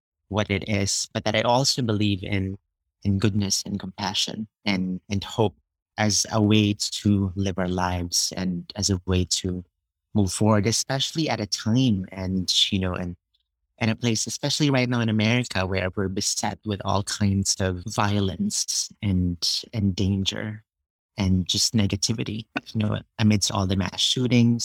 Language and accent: English; Philippines; moved away; I was born and grew up in the Philippines